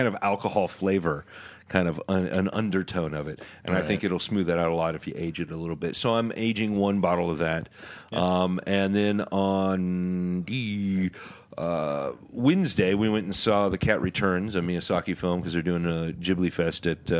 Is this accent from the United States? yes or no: no; Canada; Well, I'm going to because I'm Canadian, and I think I'm better than the U.S., but I'm still going to apologize for it.